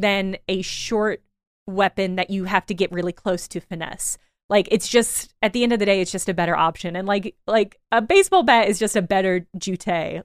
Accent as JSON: {"language": "English", "region": "Illinois", "country": "United States", "moved": "yes", "said": "I come from Illinois"}